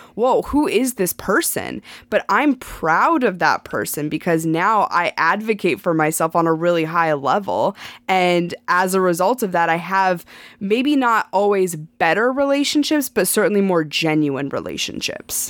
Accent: Montana, United States; moved away as an adult; I grew up in Montana. I lived in Montana my entire life

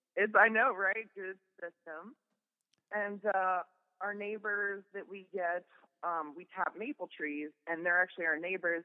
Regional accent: Kettering, Ohio, United States; now in Groton, United States; I grew up in Kettering

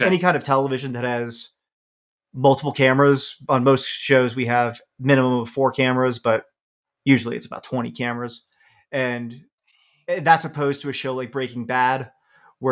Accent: Washington, District of Columbia, United States; also born or lived in Los Angeles; now in Phoenix, United States; I grew up in Washington, D.C.

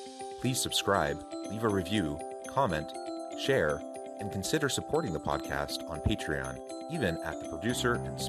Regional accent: Portland, Oregon, United States; now in Utah, United States; I grew up in Portland, Oregon area. I love the West Coast. I love the Pacific Northwest in particular.

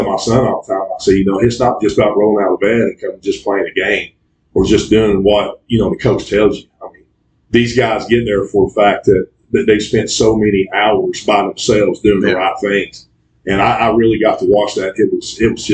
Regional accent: United States; also born or lived in Nashville, Tennessee; now in Somerset, United States; I grew up in Harnett County

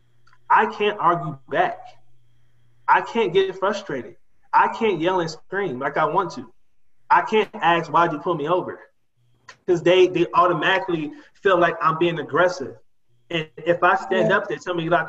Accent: Detroit, Michigan, United States; I'm from Detroit, the inner city of Detroit.

